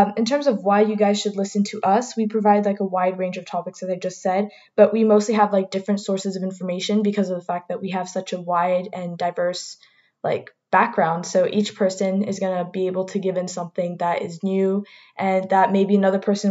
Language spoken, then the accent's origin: English; Martinique; I'm personally from Martinique, which is the only Caribbean island, French Caribbean island that's in there